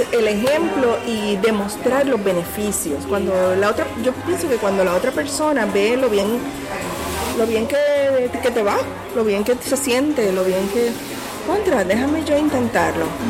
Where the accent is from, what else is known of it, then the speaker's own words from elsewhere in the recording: Puerto Rico; nosotros como, como boricuas que estábamos aquí